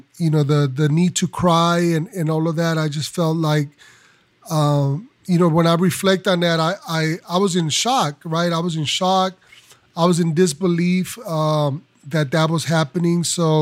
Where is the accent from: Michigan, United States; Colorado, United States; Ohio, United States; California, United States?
California, United States; Los Angeles; I am, as you mentioned, …, I'm from Los Angeles.